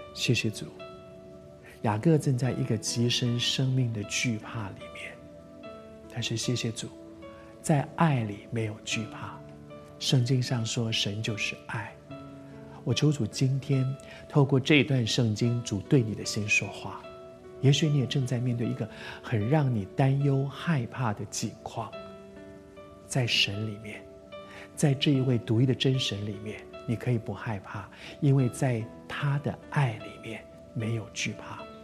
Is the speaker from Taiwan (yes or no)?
yes; Taiwan; 我在台湾长大，在这个地方二十岁，大家都得去当兵